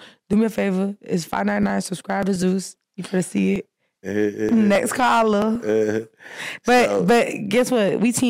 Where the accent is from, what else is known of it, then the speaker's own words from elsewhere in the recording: Miami, Florida, United States; I'm from Miami.